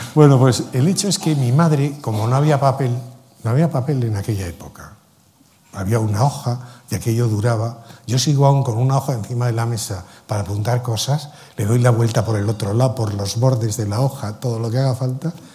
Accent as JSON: {"language": "Spanish", "country": "Spain", "said": "yo soy español"}